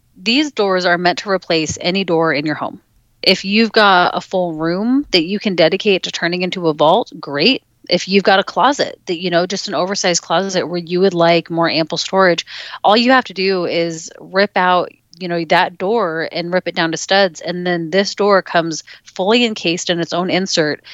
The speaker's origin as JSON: {"language": "English", "region": "Alaska", "country": "United States", "tie": "born or raised there", "said": "I grew up in Alaska"}